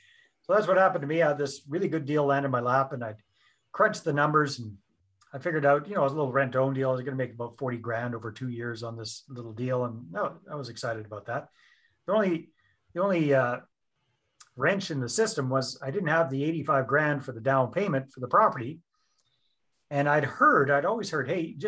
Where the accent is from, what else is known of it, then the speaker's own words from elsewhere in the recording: British Columbia, Canada; accent: Canadian; moved away as an adult; also born or lived in Costa Rica; I'm up in beautiful British Columbia, Canada, and born and raised here, but spent almost 14 years living overseas, 10 of those years in Costa Rica.